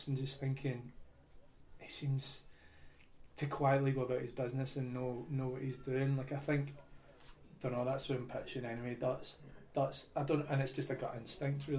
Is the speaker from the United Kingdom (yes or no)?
yes; Scotland, United Kingdom; us both being Scottish